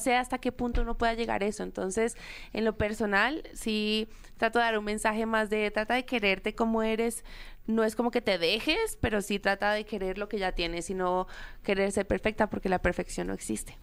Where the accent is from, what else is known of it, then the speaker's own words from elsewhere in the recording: Colombia; soy la única colombiana en esa categoría